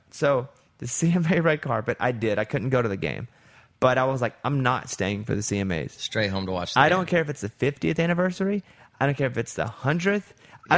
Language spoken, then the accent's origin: English; Arkansas, United States; I'm, I have such an accent because I'm from Arkansas.